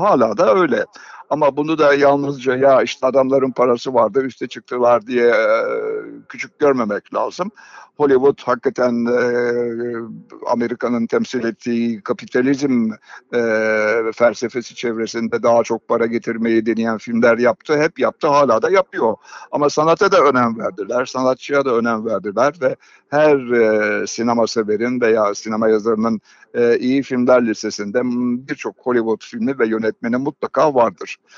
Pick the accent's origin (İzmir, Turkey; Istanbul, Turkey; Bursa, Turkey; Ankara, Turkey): İzmir, Turkey; moved away; Ben 1939 doğumluyum, doğumluyum ve İzmir'de karşıya kadar doğdum.